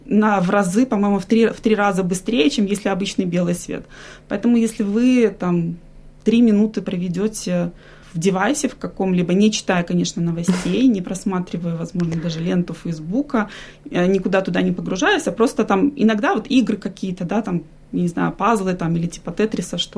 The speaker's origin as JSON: {"language": "Russian", "region": "Minsk", "country": "Belarus", "moved": "yes", "lives_now": "Australia", "said": "Я с семьей переехала из Беларуси, из Минска мы приехали в 2017 году."}